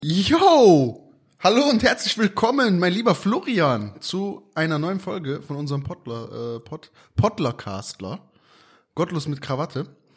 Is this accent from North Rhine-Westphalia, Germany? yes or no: yes; Aachen, North Rhine-Westphalia, Germany; hier bei uns in Aachen